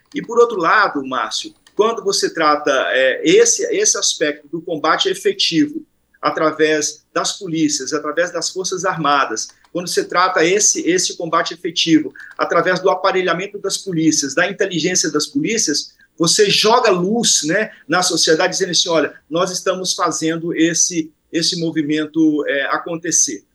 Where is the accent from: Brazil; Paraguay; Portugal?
Brazil; Rio de Janeiro; eu sou do Rio de Janeiro